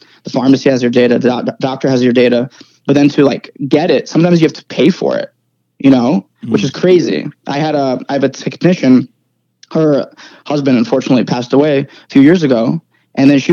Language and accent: English; New Jersey, United States; also born or lived in Ukraine / New York / Rhode Island; Moved to New York, lived in New Jersey for the most part